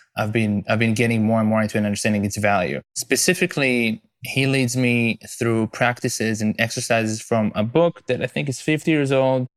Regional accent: Israel; moved away as an adult; now in United States; I'm originally from Israel

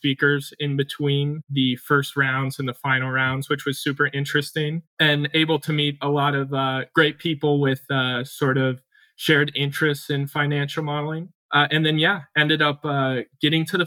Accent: Salina, Kansas, United States; I'm originally from Salina, Kansas

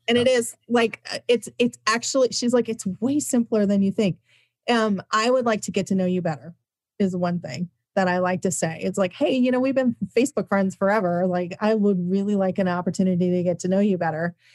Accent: Midwest, United States; I'm from the Midwest.

